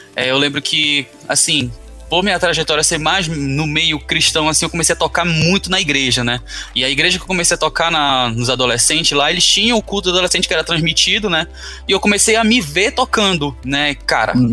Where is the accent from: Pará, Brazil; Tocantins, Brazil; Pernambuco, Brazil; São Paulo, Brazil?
Pará, Brazil; Belém; moved away as an adult; Eu sou de Belém, Pará